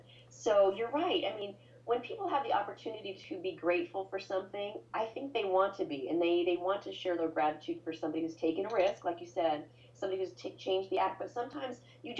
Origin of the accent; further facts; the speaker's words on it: Boise, Idaho, United States; I'm from Boise, Idaho, and there's hardly ever traffic here